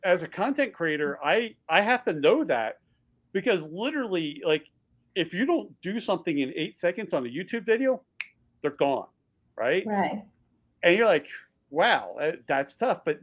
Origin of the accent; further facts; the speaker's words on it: Texas, United States; Texans are very proud about being a Texan, and we used to be our own country